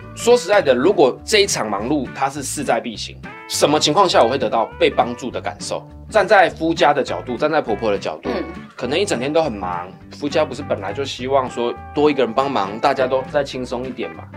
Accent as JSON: {"language": "Chinese", "country": "Taiwan", "said": "我们台湾人就这样"}